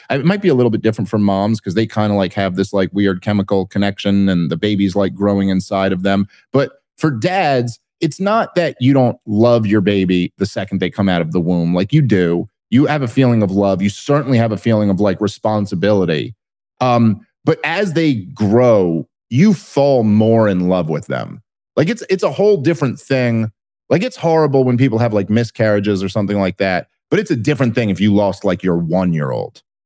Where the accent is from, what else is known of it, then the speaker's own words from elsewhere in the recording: Brooklyn, New York, United States; I grew up in Brooklyn in the eighties and nineties